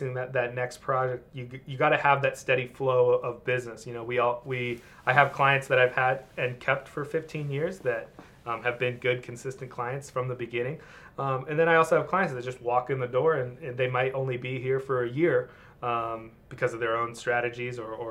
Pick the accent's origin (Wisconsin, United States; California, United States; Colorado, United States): California, United States; Mission Viejo; also born or lived in Los Angeles; I'm born and raised Orange County. I grew up in Mission Viejo